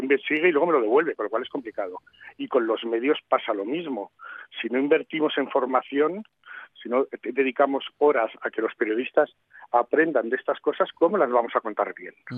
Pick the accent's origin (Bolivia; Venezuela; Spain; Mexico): Spain; Madrid, Community of Madrid; yo que soy de Madrid